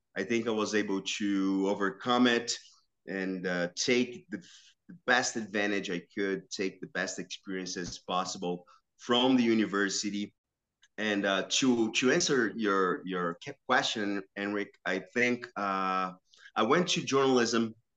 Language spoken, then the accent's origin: English; São Caetano do Sul, São Paulo, Brazil; moved away as an adult; now in Detroit, United States; I grew up in in the city called São Caetano, which is uh, belongs to Metro São Paulo